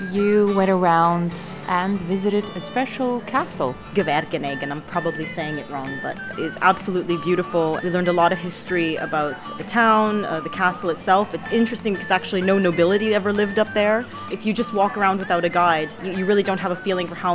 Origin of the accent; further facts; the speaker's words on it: Canada; now in Idrija, Slovenia; we're both from Canada. I was born there, but my mom actually moved from Slovenia to Canada when she was three years old, lived there for most of her life, and then we ended up coming back